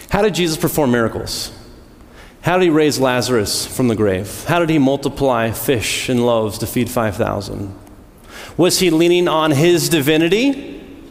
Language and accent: English; United States; I was born in the United States